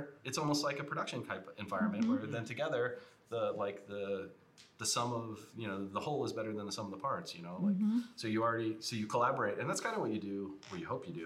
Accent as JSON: {"language": "English", "region": "Ohio", "country": "United States", "said": "I'm from Ohio"}